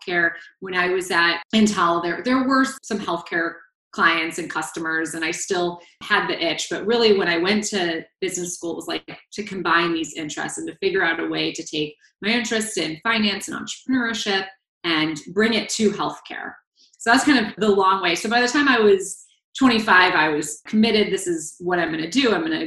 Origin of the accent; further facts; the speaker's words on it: Ohio, United States; I was born and raised in Ohio